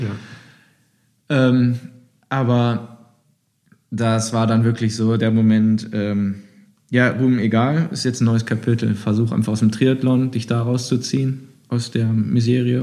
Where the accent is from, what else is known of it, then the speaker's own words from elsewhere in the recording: Düsseldorf, North Rhine-Westphalia, Germany; als Düsseldorfer